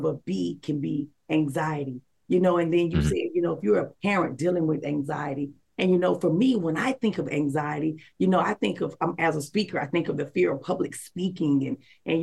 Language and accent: English; the South, United States; I'm from the South